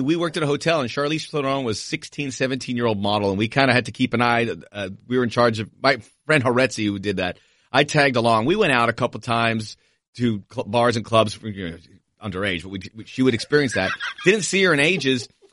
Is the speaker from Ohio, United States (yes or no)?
no; Miami, Florida, United States; moved away; also born or lived in Los Angeles; I'm from Miami, but L A's my home. I spent fifteen years there